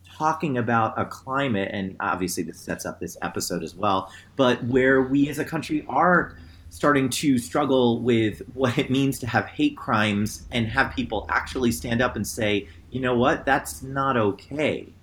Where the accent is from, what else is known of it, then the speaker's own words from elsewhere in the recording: New Jersey, United States; now in Cleveland, United States; I'm from New Jersey